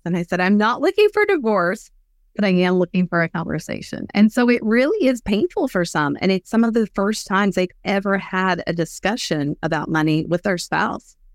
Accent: West Texas, United States; I grew up in West Texas

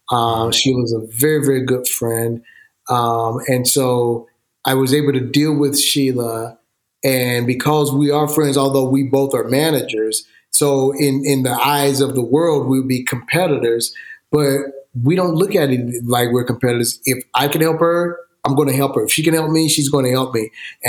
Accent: Georgia, United States; now in Los Angeles, United States; I'm born and raised in Georgia. I love Georgia. Absolutely love Georgia.

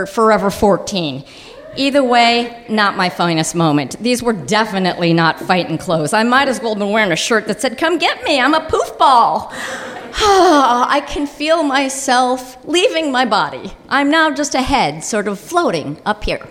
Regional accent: Highland Park, Illinois, United States; I grew up in Highland Park, Illinois, an all-Jewish suburb.

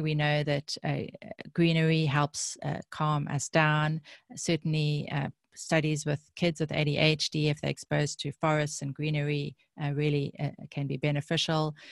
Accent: South Africa; I grew up in South Africa

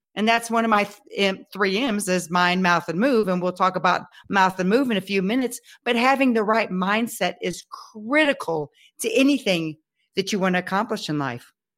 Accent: Texas, United States; I'm a Texan

